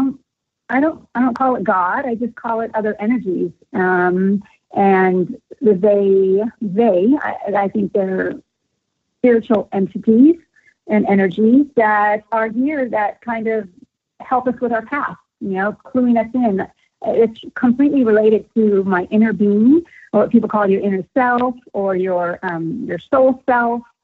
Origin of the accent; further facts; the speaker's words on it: the Bay Area, California, United States; I grew up in the Bay Area